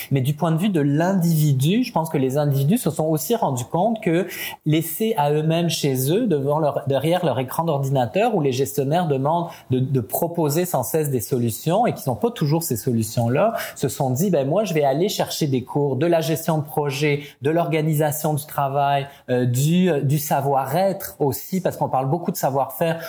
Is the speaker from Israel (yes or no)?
no; France; accent: French; moved away as an adult; also born or lived in Italy / Paris; now in Quebec, Canada; je suis né en France. Mes parents sont euh, sont tous les deux italiens, donc j'avais déjà un côté un peu, euh, comment dire, euh, multiculturel. J'ai passé toute mon enfance et une grande partie de ma famille en Italie.